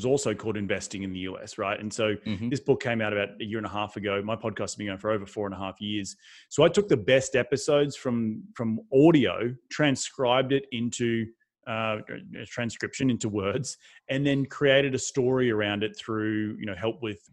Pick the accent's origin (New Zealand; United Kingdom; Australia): Australia; moved away as an adult; also born or lived in New York City, United States; now in United States; I'm not from this country. I'm from Australia.